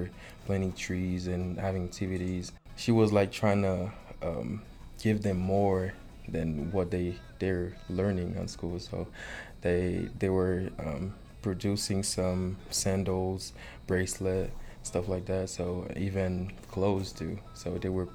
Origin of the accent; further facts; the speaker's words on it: Port-au-Prince, Ouest, Haiti; moved away as an adult; now in Big Spring, United States; I was born and grew up in Port-au-Prince, Haiti.